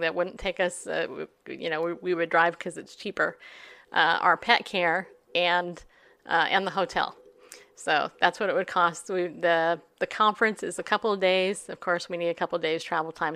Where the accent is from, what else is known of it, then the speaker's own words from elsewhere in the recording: California, United States; now in Tennessee, United States; I'm actually from California